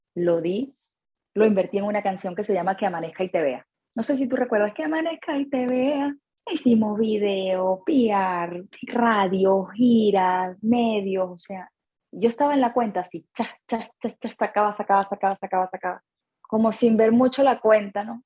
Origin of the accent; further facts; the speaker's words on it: Venezuela; moved away as an adult; now in United States; Soy venezolana, empecé mi carrera musical en Caracas